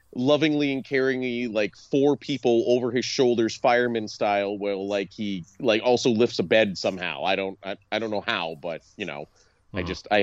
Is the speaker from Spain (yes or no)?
no; Canada; I'm Canadian